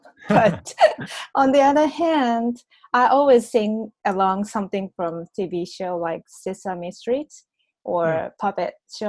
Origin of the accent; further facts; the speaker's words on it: Kyoto, Japan; I was born and raised in Kyoto, Japan